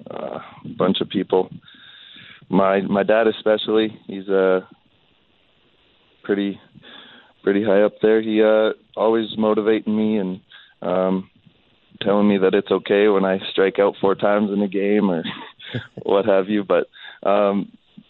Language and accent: English; Alberta, Canada; born or raised there; moved away as an adult; also born or lived in Lethbridge, Alberta; now in Arkansas, United States